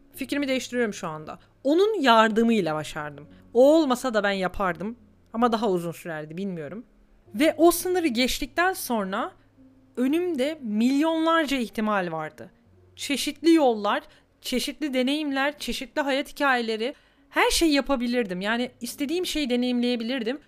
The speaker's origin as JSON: {"language": "Turkish", "country": "Turkey", "tie": "born or raised there", "moved": "yes", "lives_now": "Germany", "said": "ben Türkiye'de büyüdüm"}